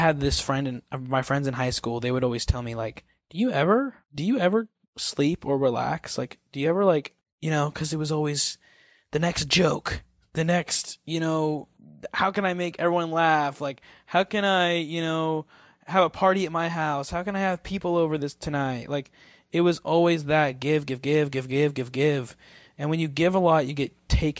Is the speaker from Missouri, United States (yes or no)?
yes; Missouri, United States; now in California, United States; I'm from Missouri